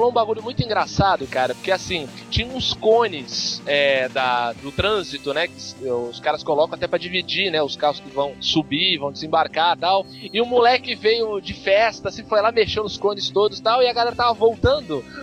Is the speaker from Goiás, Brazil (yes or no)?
no; Santos, São Paulo, Brazil